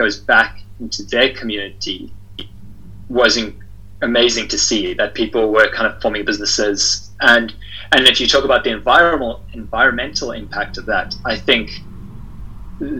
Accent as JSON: {"language": "English", "country": "South Africa", "said": "I'm from South Africa"}